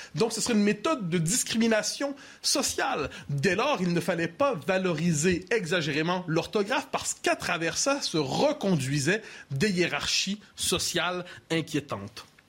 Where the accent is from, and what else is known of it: Quebec, Canada; born or raised there